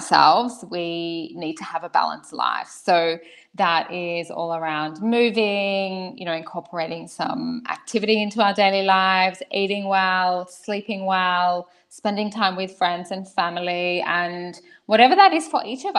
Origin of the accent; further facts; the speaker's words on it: Australia; moved away as an adult; now in Switzerland; I come from Australia. I've been living in Switzerland for 3 years